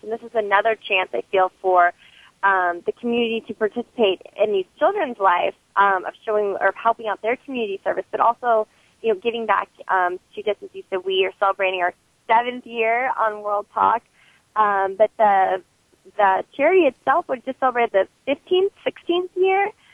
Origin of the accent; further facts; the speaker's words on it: Moraga, California, United States; growing up in Moraga